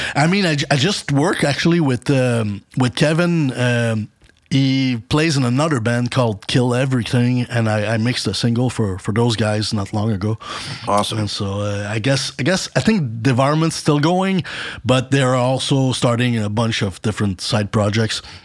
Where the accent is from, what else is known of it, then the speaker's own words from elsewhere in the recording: Montreal, Quebec, Canada; moved away as an adult; now in Dallas, United States; I'm from Montreal.